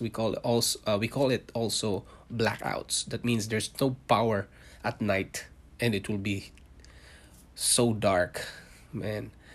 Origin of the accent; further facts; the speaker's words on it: Philippines; moved away as an adult; also born or lived in Singapore; now in Canada; I was born in Philippines. I'm a Filipino, and I worked in Singapore for five years